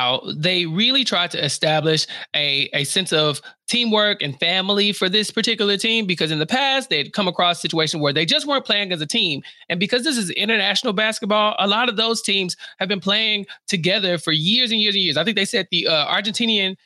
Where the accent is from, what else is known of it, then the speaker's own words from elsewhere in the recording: Houston, Texas, United States; I'm from Houston